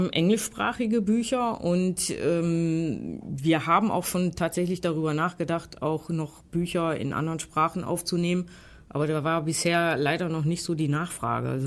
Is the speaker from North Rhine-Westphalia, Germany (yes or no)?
yes; Essen, North Rhine-Westphalia, Germany; ich komme aus Essen, in Borbeck hängt in der Buchhandlung so ein Plakat im Fenster